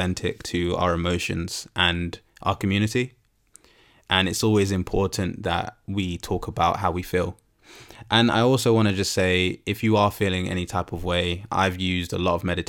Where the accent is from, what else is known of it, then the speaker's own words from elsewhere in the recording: United Kingdom; as Black British people